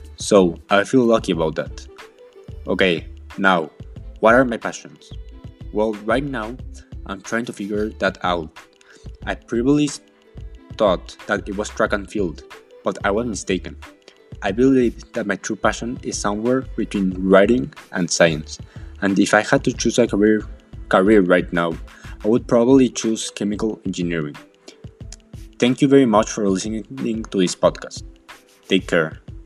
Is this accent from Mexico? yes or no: yes; Mexico; English is a second language; also born or lived in Wisconsin, United States; as you might have noticed from my accent, I'm from Mexico.